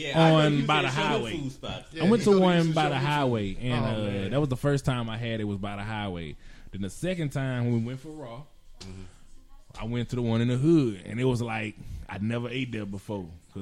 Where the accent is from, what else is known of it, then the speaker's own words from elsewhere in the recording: Louisiana, United States; Well, we're all from Louisiana, right?